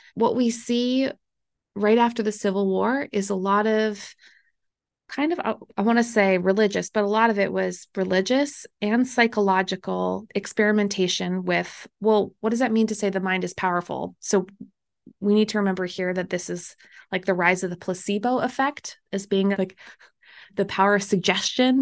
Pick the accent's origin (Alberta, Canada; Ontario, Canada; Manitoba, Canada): Manitoba, Canada; I'm Canadian and I'm from the very middle, the part that nobody goes